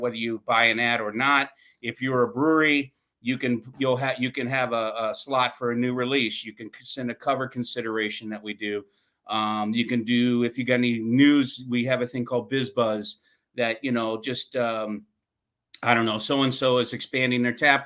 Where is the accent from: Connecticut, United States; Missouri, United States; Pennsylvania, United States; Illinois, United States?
Missouri, United States; St. Charles; also born or lived in Vermont; I grew up in St. Charles, Missouri